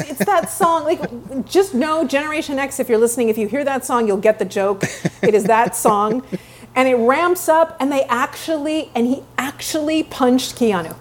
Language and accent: English; Vancouver, British Columbia, Canada; moved away; I'm born and raised in Vancouver, Canada